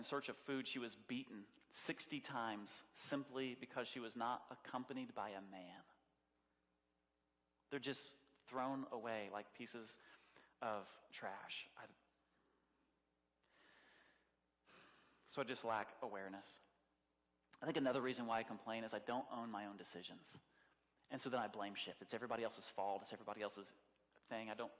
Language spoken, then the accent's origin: English; United States; I'm American